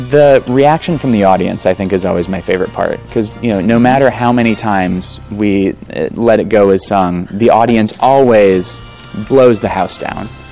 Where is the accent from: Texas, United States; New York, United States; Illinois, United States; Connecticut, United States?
Illinois, United States; Chicago; I grew up here in Chicago.